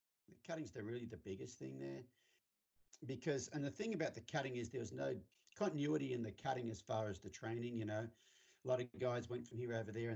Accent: Australia; I grew up, I'm from Australia, in case you can't tell. I grew up on a 1200 acre farm

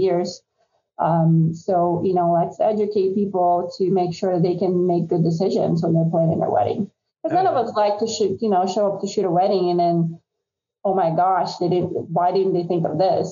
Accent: Brazil; moved away as an adult; now in United States; I'm from Brazil originally

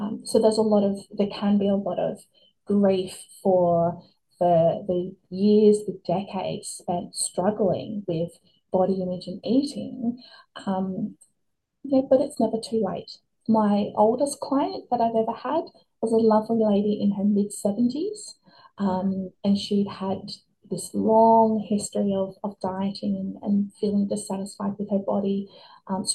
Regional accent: Australia; kids growing up in Australia in the 90s, early 2000s

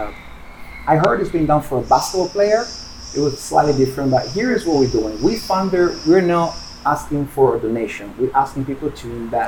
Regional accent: Turin, Piedmont, Italy; moved away; Torino Collection, which is my hometown. That's the name of my hometown.

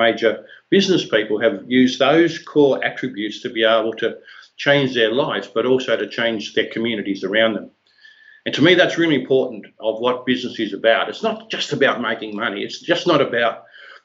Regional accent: Hobart, Tasmania, Australia; a little hall in Glenorchy, which was the area which I grew up in Hobart in Tasmania

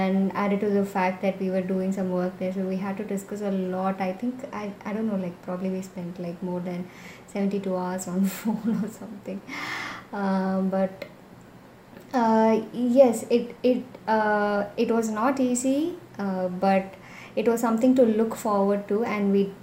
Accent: Chennai, Tamil Nadu, India; I'm from Chennai and I'm a landscape and travel photographer.

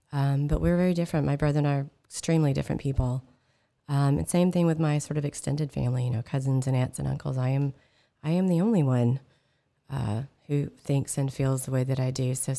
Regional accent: California, United States; but the one thing about growing up in California, this awesome state, our local school district here

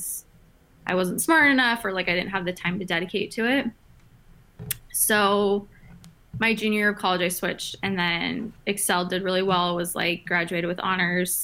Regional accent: Phoenix, Arizona, United States; also born or lived in San Diego, California / Washington, D.C.; I'm originally from Phoenix, Arizona.

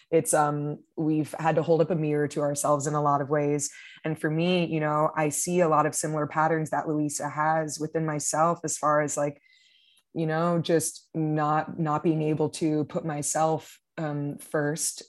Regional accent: Miami, Florida, United States; moved away as an adult; now in Brooklyn, United States; I'm originally from Miami, Florida, but I've lived in Brooklyn for almost six years now

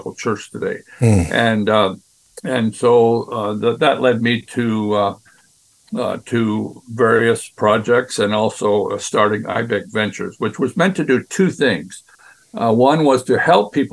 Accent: Western Canada, Canada; moved away as an adult; also born or lived in Brazil; I grew up in Western Canada

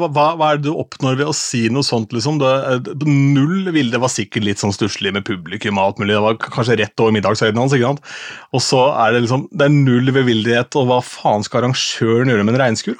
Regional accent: Askim, Viken, Norway; moved away; jeg gjør min første offentlige opptreden som DJ hjemme i Askim

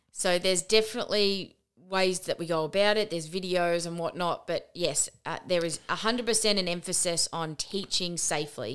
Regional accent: Australia; we are Australian.

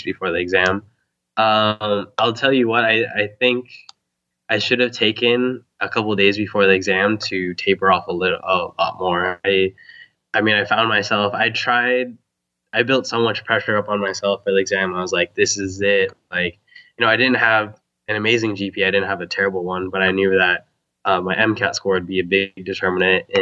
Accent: Huntington Beach, California, United States; I'm from Huntington Beach, actually. Okay. Orange County

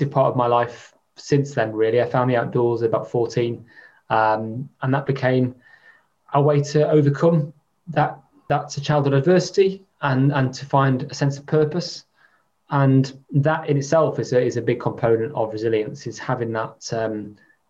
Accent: near Chester, North West England, United Kingdom; I was brought up near Chester

